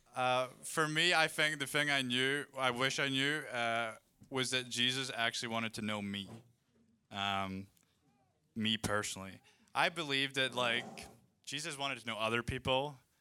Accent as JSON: {"language": "English", "region": "Scotland", "country": "United Kingdom", "moved": "yes", "lives_now": "Redding, United States", "said": "I'm from Scotland"}